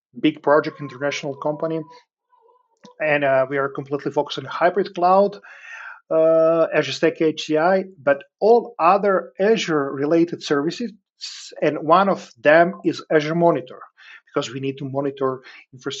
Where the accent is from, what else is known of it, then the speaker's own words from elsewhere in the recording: Serbia; moved away as an adult; now in Breda, Netherlands; I'm originally from Serbia, but I moved approximately 2.5 years ago to the Netherlands with my family, where I work and live right now.